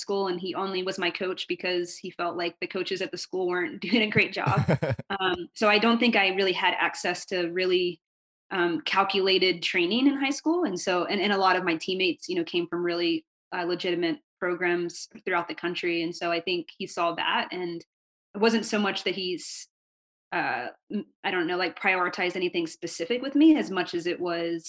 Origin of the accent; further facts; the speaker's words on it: North Carolina, United States; I grew up in North Carolina